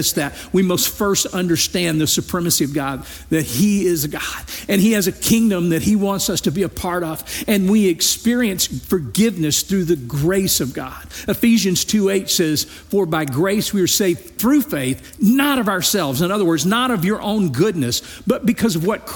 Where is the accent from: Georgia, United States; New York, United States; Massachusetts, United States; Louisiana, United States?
Louisiana, United States; I grew up in Louisiana. It's a small rural town